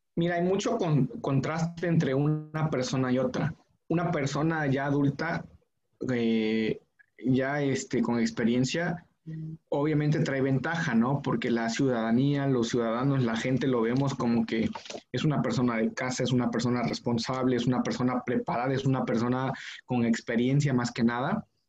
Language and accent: Spanish; Mexico